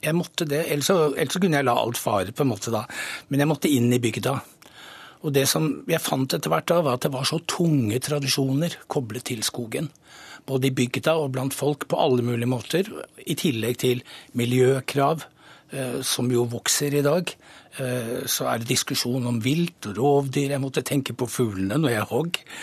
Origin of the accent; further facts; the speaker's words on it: Oslo, Norway; fra Nordberg. Jeg vokste opp nesten i skogen